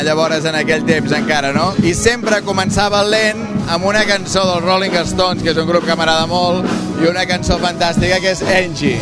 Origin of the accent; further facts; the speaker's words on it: Taradell, Catalonia, Spain; a Taradell, al meu poble